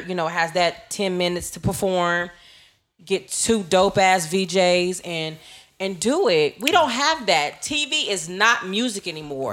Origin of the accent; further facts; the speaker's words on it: Los Angeles, California, United States; I'm from the West. I'm from L